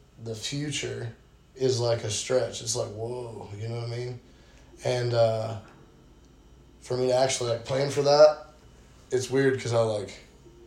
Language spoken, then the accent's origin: English; Dahlonega, Georgia, United States; now in Johnson City, United States; I was born in Georgia. Small town called Dahlonega